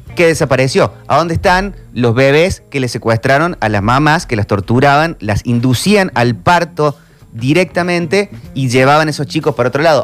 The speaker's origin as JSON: {"language": "Spanish", "country": "Argentina", "said": "como argentinos"}